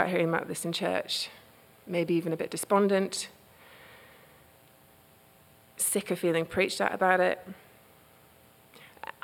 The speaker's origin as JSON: {"language": "English", "country": "United Kingdom", "moved": "yes", "lives_now": "United States"}